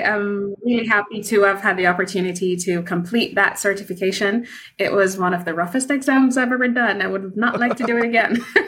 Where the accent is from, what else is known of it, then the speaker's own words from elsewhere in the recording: Kingston, Jamaica; I am from Kingston, Jamaica